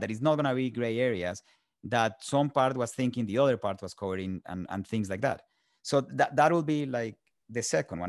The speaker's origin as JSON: {"language": "English", "country": "Colombia", "tie": "born or raised there", "moved": "as an adult", "lives_now": "United States", "said": "I was born in Colombia and raised in Colombia"}